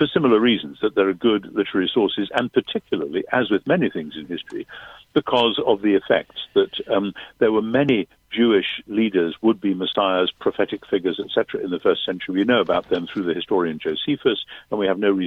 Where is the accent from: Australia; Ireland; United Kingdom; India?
United Kingdom; I'm British